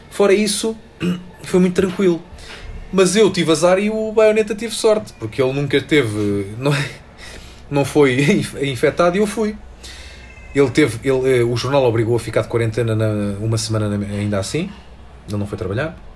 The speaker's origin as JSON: {"language": "Portuguese", "region": "Bogotá", "country": "Colombia", "second_language": "Portuguese", "said": "Olá, eu sou … e sou colombiana. Estou a ouvir o podcast em Bogotá"}